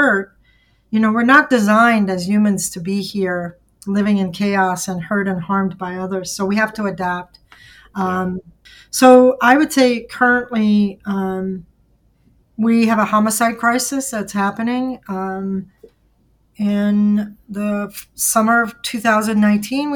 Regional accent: Louisiana, United States; moved away as an adult; now in Milwaukee, United States; I am from Louisiana. I moved here 38 years ago, and I've been here ever since.

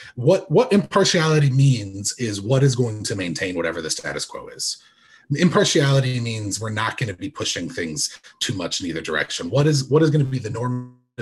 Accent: United States; as an American

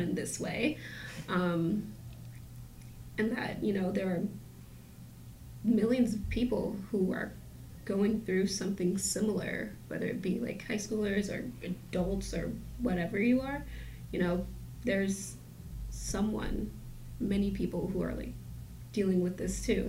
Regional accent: New York City, New York, United States; I was born and raised in Brooklyn.

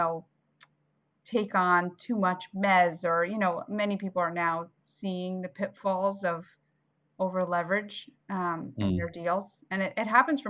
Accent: Lincroft, New Jersey, United States; born or raised there; also born or lived in Bulgaria / Queens, New York; now in New York, United States

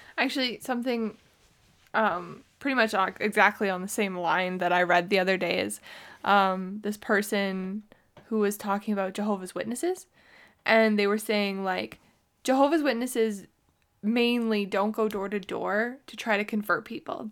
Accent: Canada; I grew up in Canada

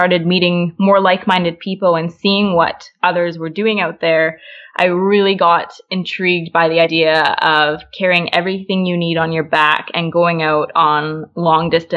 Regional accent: Calgary, Alberta, Canada; moved away as an adult; now in Toronto, Canada; I grew up in Calgary, born and raised in the Rockies

